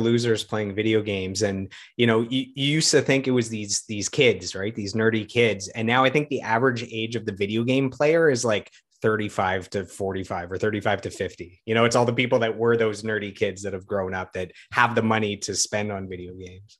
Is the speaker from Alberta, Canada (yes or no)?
no; Ottawa, Ontario, Canada; my hometown of Ottawa